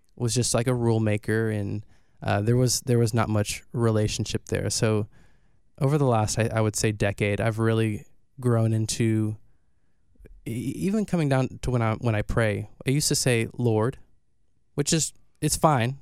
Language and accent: English; Houston, Texas, United States; also born or lived in Santa Barbara, California / Humble, Texas; I was raised in Houston